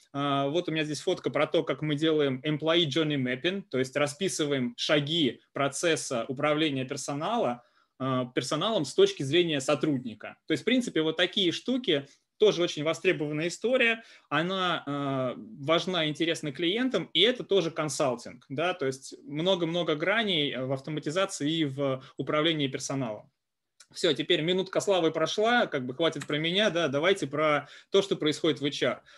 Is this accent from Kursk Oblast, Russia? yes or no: yes; Kursk, Kursk Oblast, Russia; moved away as an adult; also born or lived in Moscow; я родом из Курска, есть такой прекрасный город э, в э, России